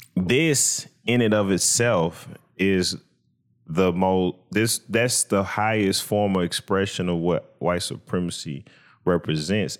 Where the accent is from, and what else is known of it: United States